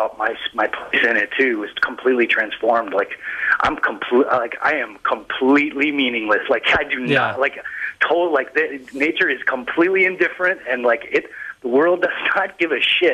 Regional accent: Colorado, United States; moved away; also born or lived in Denver / Vermont; I grew up in Colorado, so I was in the mountains all the time when I was a kid

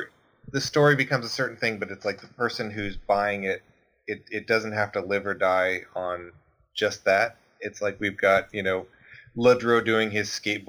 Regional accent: United States; now in Canada; because I'm an American living in Canada.

